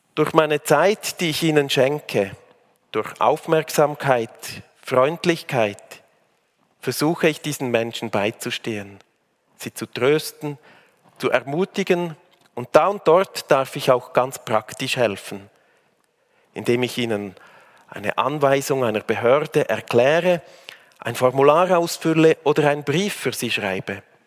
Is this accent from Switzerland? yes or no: yes; Switzerland; also born or lived in Africa / Bern / Aargau / Zurich; now in Uster, Switzerland; In Afrika geboren, im Rheintal aufgewachsen